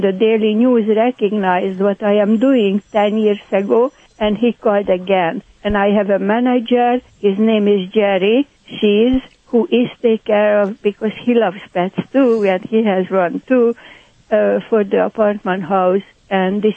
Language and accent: English; Hungary; accent: Hungarian; moved away; My accent, by the way, is Hungarian.